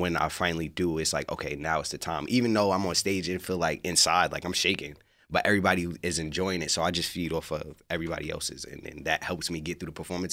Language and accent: English; New York City, New York, United States; moved away as an adult; now in Los Angeles, United States; I am from Queensbridge, New York